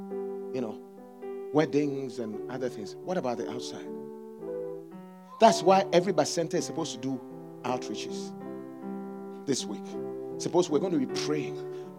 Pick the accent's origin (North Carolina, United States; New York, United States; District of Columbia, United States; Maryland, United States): New York, United States; now in Memphis, United States; I came from New York. Yeah. My original, my children were born in New York. New York, the city so great, they named it twice. New York, New York. Yeah. I left New York to come to Memphis.